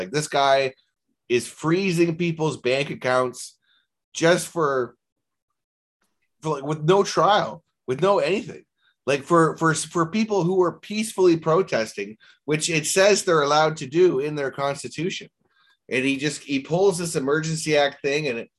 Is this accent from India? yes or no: no; Canada; as a Canadian, Kevin, we can't vote for the president of the United States